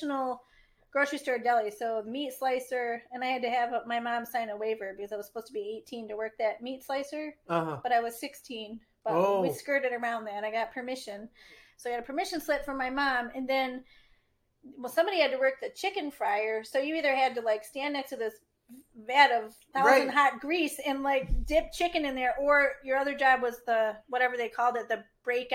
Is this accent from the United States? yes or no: yes; Milford, Michigan, United States; I grew up in Milford